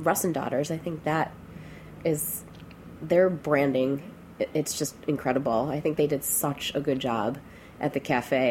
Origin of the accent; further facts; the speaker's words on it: Chicago, Illinois, United States; now in New York, United States; My hometown